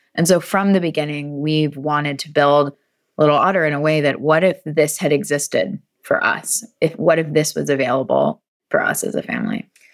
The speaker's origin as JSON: {"language": "English", "region": "North Carolina", "country": "United States", "also_born_or_lived": "British Columbia", "said": "we are from North Carolina"}